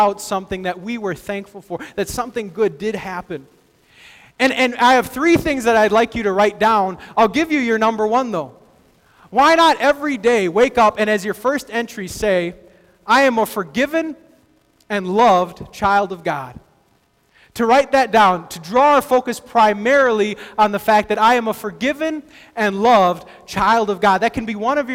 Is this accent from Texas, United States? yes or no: yes; Texas, United States; I grew up in Texas